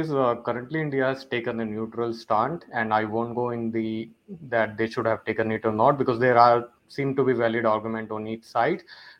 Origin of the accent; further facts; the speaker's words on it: Toronto, Ontario, Canada; I'm from Toronto, Canada.